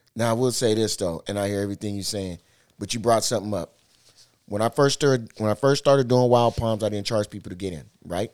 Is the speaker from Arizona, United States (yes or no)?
no; Seattle, Washington, United States; I'm from the town